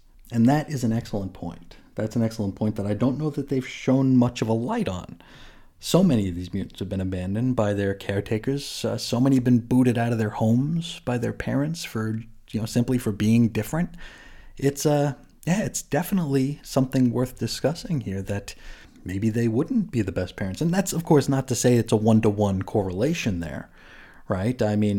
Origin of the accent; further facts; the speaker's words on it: Utah, United States; July 24th in my home state of Utah is known as Pioneer Day.